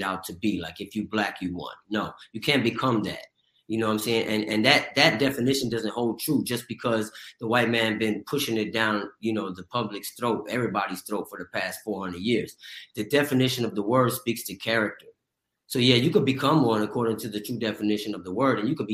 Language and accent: English; Pasadena, California, United States; where I grew up in Pasadena, California